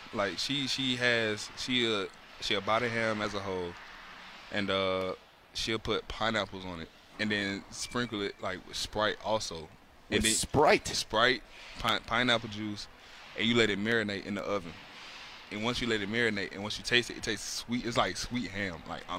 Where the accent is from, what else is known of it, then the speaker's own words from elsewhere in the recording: the South, United States; I'm from the South, so, you know, you got chicken, ham, turkey, dressing, mac and cheese